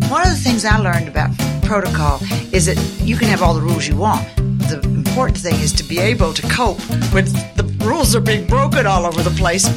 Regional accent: East Tennessee, United States; moved away; I was raised in East Tennessee, not a bad place to grow up in.

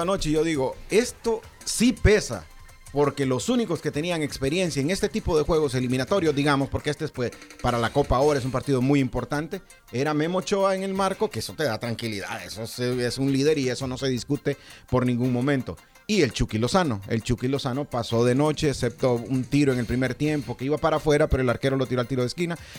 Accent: Honduras; siempre como hondureño teníamos la fe

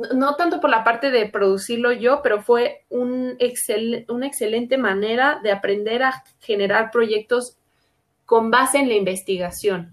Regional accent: Mexico; como artistas mexicanas

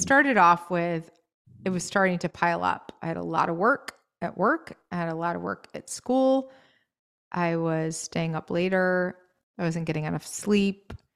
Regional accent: New England, United States; moved away; also born or lived in Maine; I grew up in New England

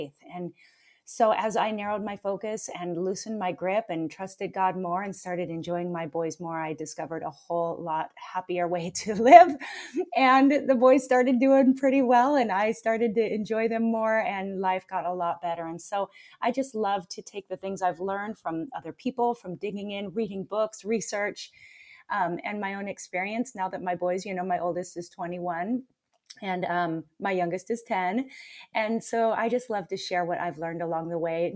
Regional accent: Pacific Northwest, United States; moved away as an adult; also born or lived in Oregon; now in Hawaii, United States; I'm from the Pacific Northwest, to be fair. I haven't always been in Hawaii

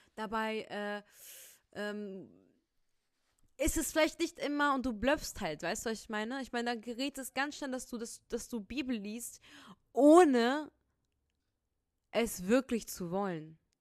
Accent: Rhineland, Germany; accent: Rhineland; ich bin Rheinländer, man merkt es echt in meiner Aussprache

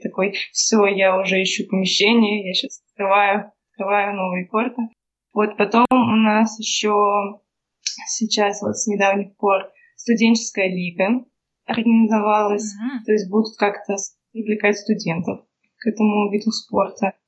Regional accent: Nizhny Novgorod, Nizhny Novgorod Oblast, Russia; мы все из Нижнего Новгорода, и все какое-то время вместе тренировались

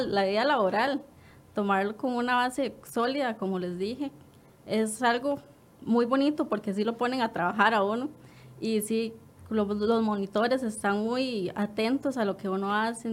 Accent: Quepos, Puntarenas, Costa Rica; yo soy de Quepos

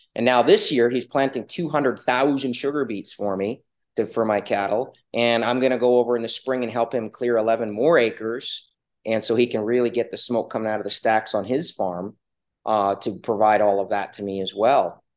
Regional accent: Canada; now in Alaska, United States; I was originally actually from Canada. I grew up in the Yukon Territory in British Columbia

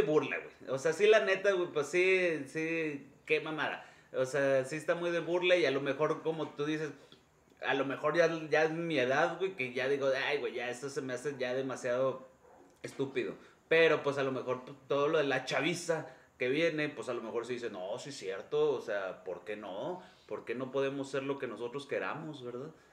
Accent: Mexico; aquí en México

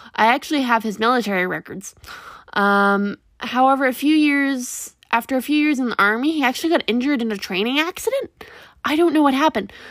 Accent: Kentville, Nova Scotia, Canada; I was born in Kentville, Nova Scotia

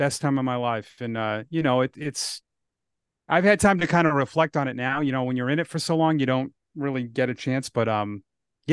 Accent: Ashland, Massachusetts, United States; also born or lived in Grafton, Massachusetts; I grew up in Ashland, which is close.

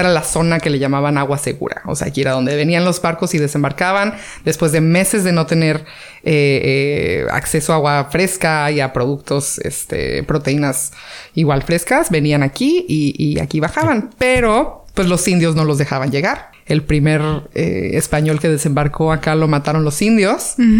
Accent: San José del Cabo, Baja California Sur, Mexico; nací aquí en San José con las monjitas

